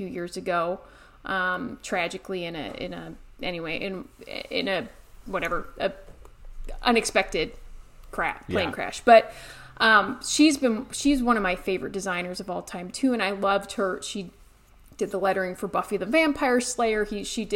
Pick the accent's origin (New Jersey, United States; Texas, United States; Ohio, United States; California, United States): Ohio, United States; moved away as an adult; also born or lived in Colorado; I grew up in Ohio, but went out to art school in Colorado